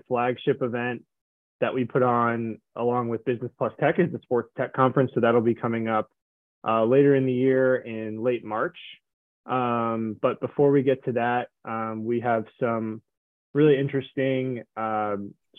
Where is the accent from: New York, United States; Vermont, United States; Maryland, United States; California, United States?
Maryland, United States; moved away; I am originally from Maryland, right outside of DC.